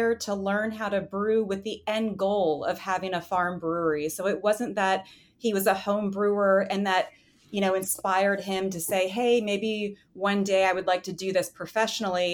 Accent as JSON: {"language": "English", "region": "West Virginia", "country": "United States", "tie": "born or raised there", "also_born_or_lived": "Berlin, Germany / Munich, Germany", "moved": "as an adult", "said": "I'm originally from West Virginia. I grew up in a rural area"}